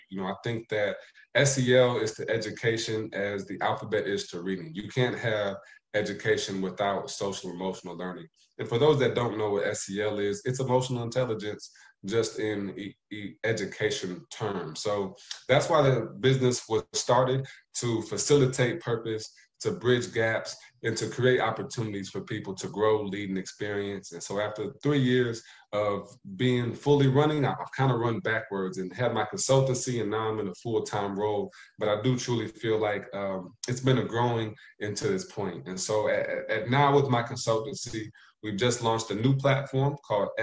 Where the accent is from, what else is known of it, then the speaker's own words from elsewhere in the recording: Indiana, United States; moved away as an adult; also born or lived in Ohio; now in Hartsville, United States; I'm from Indiana to start. I went to school in Ohio.